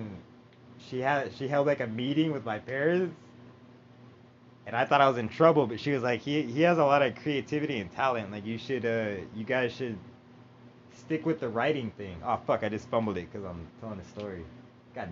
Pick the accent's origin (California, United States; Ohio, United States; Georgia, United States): California, United States; Rancho Cucamonga; also born or lived in Jacksonville, Florida; I grew up in Rancho Cucamonga